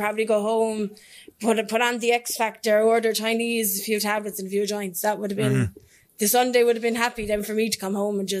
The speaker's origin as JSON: {"language": "English", "town": "Kilcone", "region": "County Waterford", "country": "Ireland", "said": "I'm from Kilcone and Waterford, so it's rough enough"}